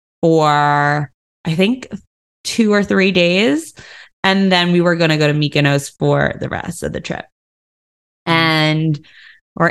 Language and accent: English; United States; I'm an American